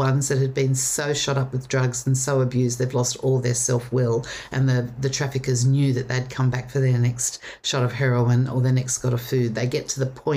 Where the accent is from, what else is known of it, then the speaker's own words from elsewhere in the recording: Sydney, New South Wales, Australia; I grew up on the North Shore of Sydney.